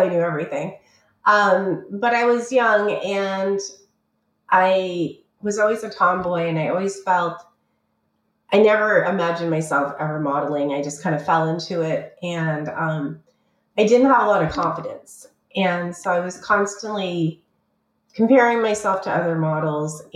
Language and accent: English; Canada; moved away; also born or lived in Toronto; I'm Canadian originally